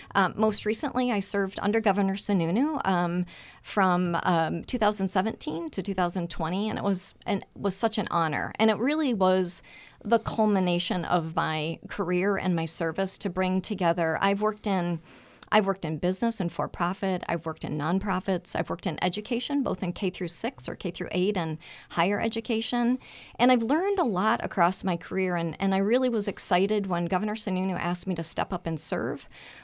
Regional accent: Michigan, United States; also born or lived in Toledo, Ohio; I the joke in my family is I was born a Buckeye, but I was raised a Wolverine.

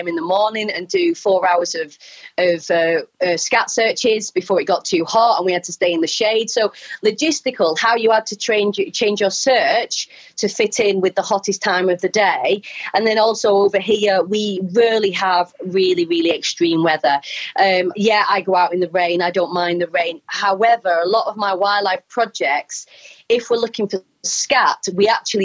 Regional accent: Wigan, North West England, United Kingdom; accent: Wigan; now in Wales, United Kingdom; my Wigan accent

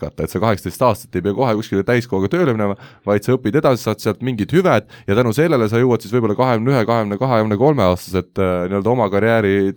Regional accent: Estonia; born there; noh mina olen sündinud küll taasiseseisvunud Eesti ajal juba

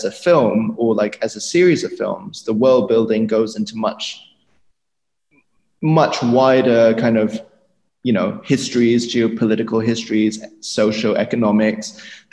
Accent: Germany; I was born in Germany

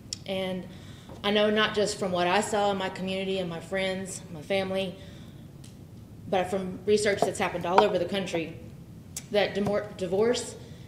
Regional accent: Wise County, Virginia, United States; I grew up in Wise County, just over the mountain, where Red Onion and Wallens Ridge prisons are.

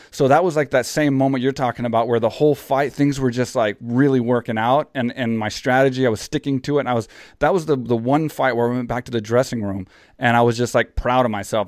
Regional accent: Houston, Texas, United States; my hometown in Houston, where I'm from

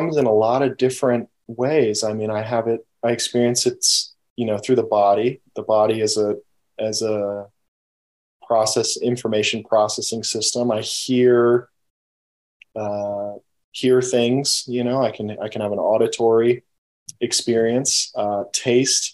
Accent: United States; I grew up in the United States

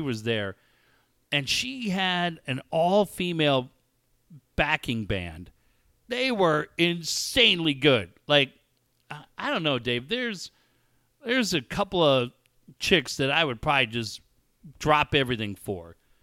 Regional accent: Encinitas, California, United States; born or raised there

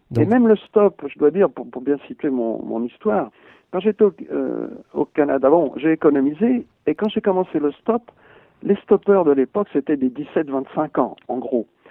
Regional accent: France; je suis français et j'ai pas perdu du tout mon identité

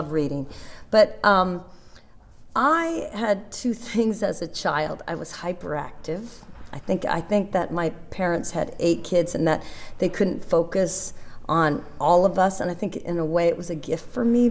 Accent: Seattle, Washington, United States; moved away; also born or lived in Las Vegas, Nevada / New York; I'm from Seattle, Washington, and I have 7 brothers and sisters in there in Seattle

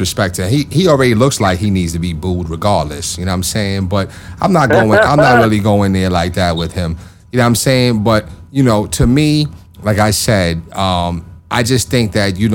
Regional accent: New York, United States; I'm a New Yorker

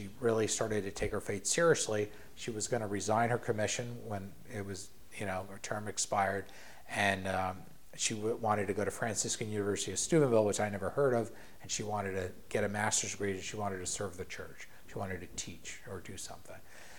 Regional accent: Ireland; I think that's one thing that I picked up from being Irish.

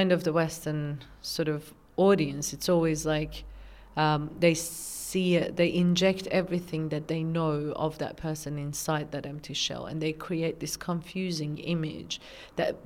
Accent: Tehran, Tehran Province, Iran; moved away as an adult; now in Australia; I was born and raised in Tehran, Iran

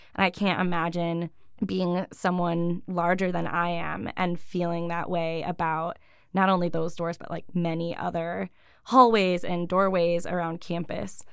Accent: Buffalo, New York, United States; also born or lived in Ithaca, New York; I grew up in different suburbs around Buffalo. I've been in New York State most of my life, other than grad school

